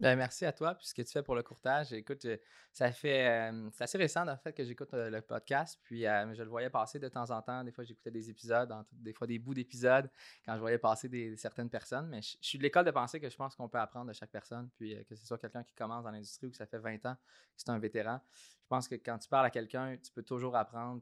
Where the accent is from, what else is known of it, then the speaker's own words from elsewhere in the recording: Saint-Hyacinthe, Quebec, Canada; also born or lived in Australia / Toronto; je suis originaire de Saint-Hyacinthe. Euh, j'ai grandi dans une famille modeste, travaille fort, qui, qui découle du milieu agricole à Saint-Hyacinthe